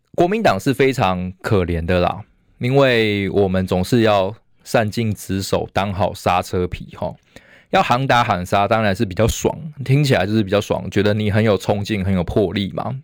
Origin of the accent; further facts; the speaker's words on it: Taiwan; 我们台湾的这个领导阶层，民进党，甚至没有一点身为台湾人的自觉